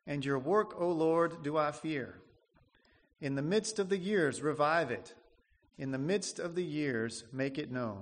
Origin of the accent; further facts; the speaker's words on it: Nebraska, United States; moved away as an adult; I'm from Nebraska. I grew up there